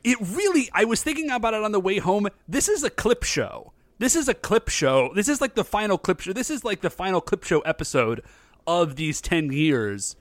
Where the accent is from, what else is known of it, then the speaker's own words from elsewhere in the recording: United States; I'm an American, chuckleheads. I was weaned on Coca-Cola